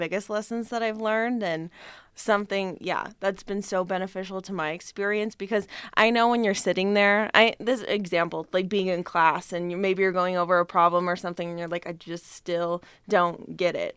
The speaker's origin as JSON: {"language": "English", "town": "Reno", "region": "Nevada", "country": "United States", "said": "I'm from Reno"}